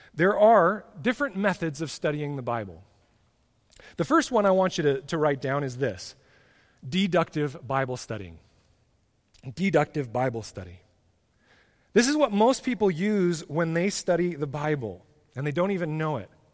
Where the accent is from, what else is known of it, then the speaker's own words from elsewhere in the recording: United States; being an American